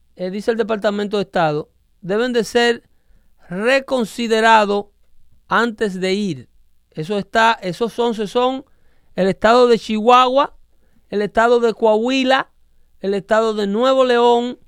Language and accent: Spanish; Dominican Republic; yo como dominicano